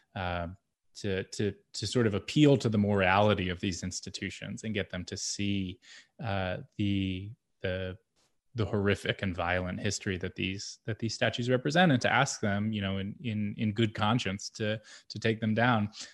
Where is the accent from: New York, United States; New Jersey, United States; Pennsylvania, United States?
Pennsylvania, United States; Lancaster; I grew up in Lancaster, Pennsylvania